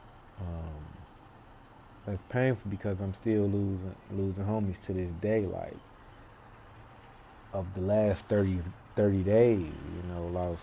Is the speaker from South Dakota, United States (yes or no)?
no; Chicago, Illinois, United States; I'm born and raised in Chicago on the South Side, Inglewood, 63rd, and Damon, that area